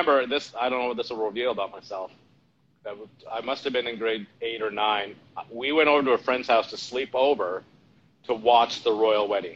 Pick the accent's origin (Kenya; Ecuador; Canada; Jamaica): Canada; I am Canadian